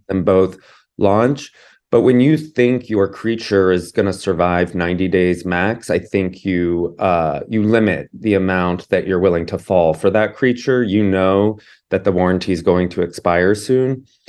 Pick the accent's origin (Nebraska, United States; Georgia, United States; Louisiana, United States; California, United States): Georgia, United States; I grew up in Georgia